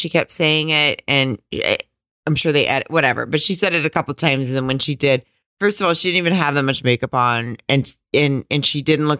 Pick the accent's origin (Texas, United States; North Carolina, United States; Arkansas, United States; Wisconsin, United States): Arkansas, United States; I grew up in Arkansas.